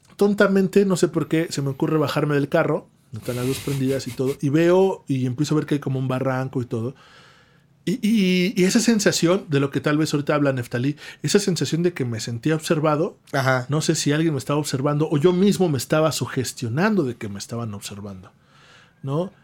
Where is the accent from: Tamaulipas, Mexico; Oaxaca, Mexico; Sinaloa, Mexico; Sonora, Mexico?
Oaxaca, Mexico; somos de Oaxaca